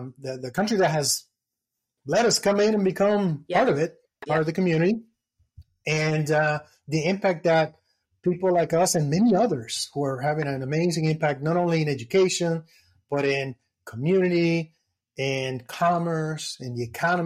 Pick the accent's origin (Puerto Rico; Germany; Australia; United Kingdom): Puerto Rico; as a Puerto Rican, we have those three very distinct strands of DNA running through our veins